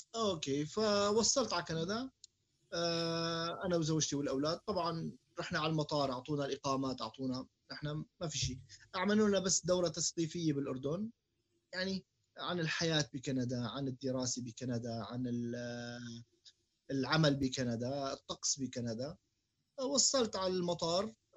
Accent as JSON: {"language": "Arabic", "country": "Syria", "tie": "born or raised there", "also_born_or_lived": "Jordan", "moved": "yes", "lives_now": "Canada", "said": "احنا تعلمنا بسوريا"}